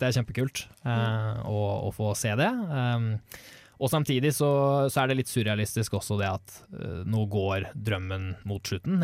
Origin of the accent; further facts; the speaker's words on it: Norway; jeg og Håkon som nordmenn